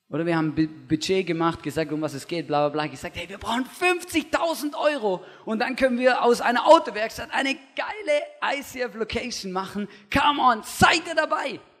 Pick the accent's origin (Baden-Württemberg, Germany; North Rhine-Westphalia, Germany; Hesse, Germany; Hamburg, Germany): Baden-Württemberg, Germany; Stuttgart; Ich bin, ich weiß, ich bin im Großraum Stuttgart aufgewachsen und da ist einfach, das man sagt immer so im christlichen Jargon, das ist das Bible Belt von Deutschland.